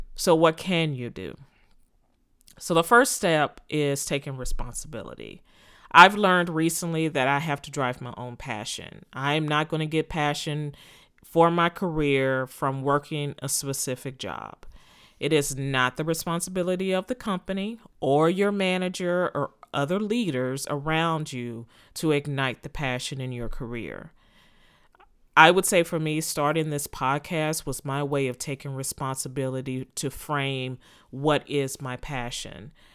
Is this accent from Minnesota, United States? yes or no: no; Texas, United States; moved away as an adult; also born or lived in Philadelphia, Pennsylvania; to move from Texas, my home state, to Pennsylvania